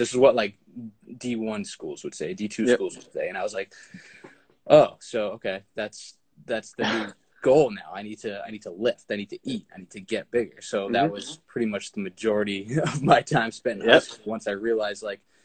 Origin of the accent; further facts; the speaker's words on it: Boston, Massachusetts, United States; I'm from the Boston area